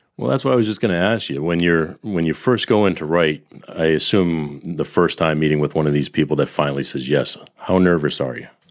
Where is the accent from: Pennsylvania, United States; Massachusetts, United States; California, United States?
Massachusetts, United States; Boston; being a Bostonian